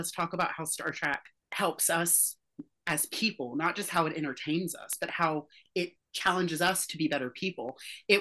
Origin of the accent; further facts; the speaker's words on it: Deep South, United States; now in New York City, United States; I grew up in the Deep South